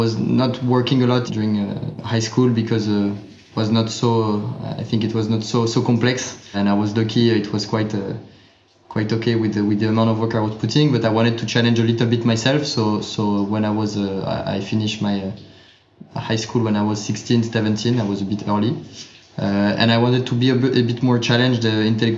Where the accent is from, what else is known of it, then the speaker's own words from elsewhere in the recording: Paris, Île-de-France, France; So I was born and I grew up in Paris, in France.